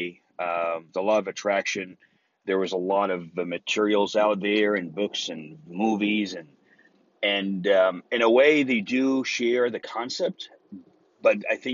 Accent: Egypt; English is a second language; now in Texas, United States; me watching Texas Walker Ranger in Egypt back when I was 14 years old

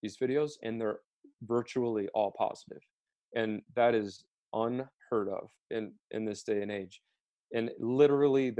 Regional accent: Wichita, Kansas, United States; I grew up in Wichita, Kansas

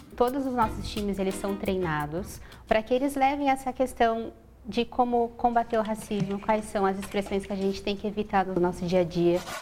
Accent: Duque de Caxias, Rio de Janeiro, Brazil; now in São Paulo, Brazil; eu sou de Duque de Caxias

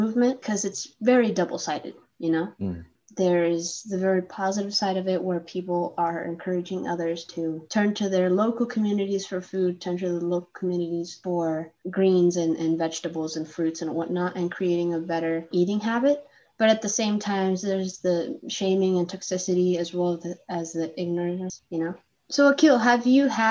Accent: Chile; moved away; also born or lived in Arizona; I'm from Chile

